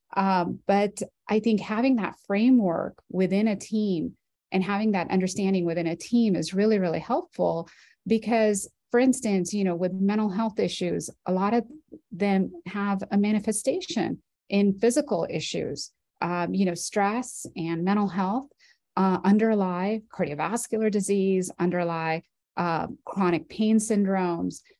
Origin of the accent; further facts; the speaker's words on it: Orange County, California, United States; I'm from Orange County, California. I grew up uh, in this in the county that I'm now working